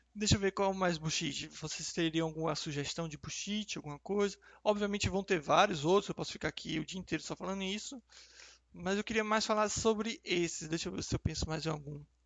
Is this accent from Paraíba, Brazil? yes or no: no; Salvador, Bahia, Brazil; moved away as an adult; also born or lived in Rio de Janeiro; eu nasci e cresci em Salvador